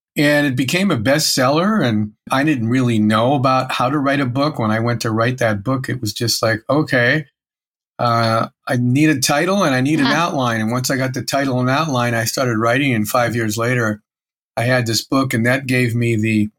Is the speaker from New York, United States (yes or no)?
no; Erie, Pennsylvania, United States; I grew up in Erie, Pennsylvania